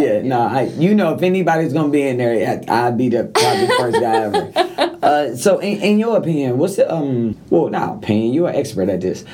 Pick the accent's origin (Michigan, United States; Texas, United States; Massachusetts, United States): Michigan, United States; Detroit; I come from Detroit